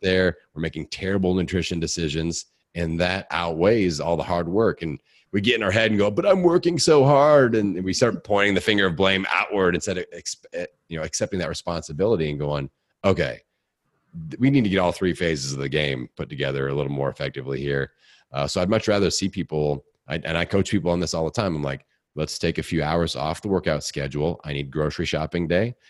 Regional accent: Bloomington, Indiana, United States; born or raised there

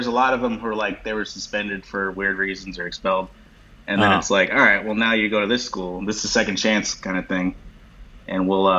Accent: Chicago, Illinois, United States; moved away; also born or lived in New York; I'm from Chicago originally

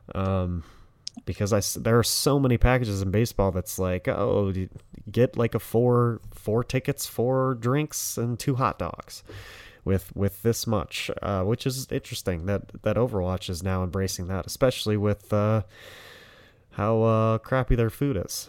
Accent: Detroit, Michigan, United States; I'm from Detroit

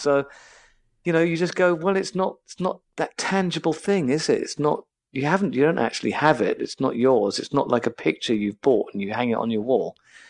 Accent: England, United Kingdom; As an English person, you just think this is heaven, actually, weather-wise.

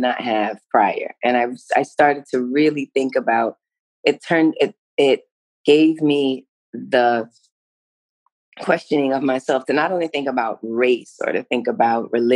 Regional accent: New York City, New York, United States; I grew up in New York City, you know, heart of the city, right there, melting pot for real

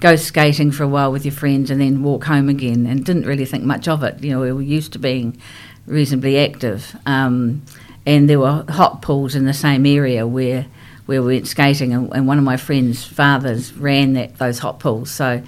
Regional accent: Rotorua, Bay of Plenty, New Zealand; also born or lived in Christchurch; when I was 5 years of age, we moved to Rotorua from Christchurch. So Christchurch is my hometown, but I was away from Christchurch for many years. So we moved to Rotorua. And I started school there. I enjoyed being up in Rotorua. Sort of when I went there at five, it was a small town, and it's grown quite significantly since then.

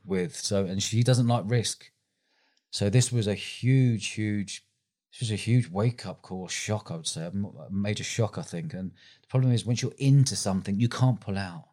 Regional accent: London, United Kingdom; moved away as an adult; now in Bournemouth, United Kingdom; I grew up in London

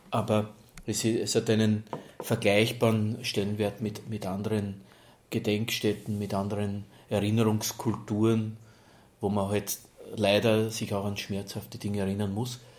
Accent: Lower Austria, Austria; Ich komme aus Niederösterreich, dort hat man über die Volksgruppe der Roma und Sinti eigentlich, was ich mir erinnern kann, so wenn man da im Wirtshaus gewesen ist oder so, eher immer sehr negativ gesprochen.

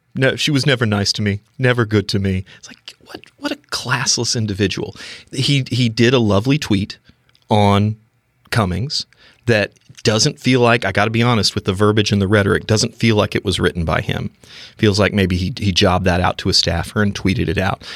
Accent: North Carolina, United States; growing up in North Carolina

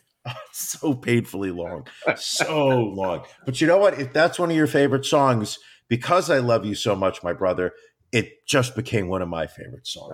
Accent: United States; as an American

